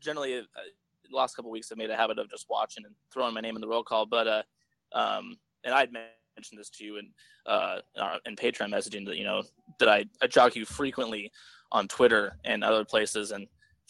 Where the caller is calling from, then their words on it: Seattle, Washington, United States; I am calling from Seattle.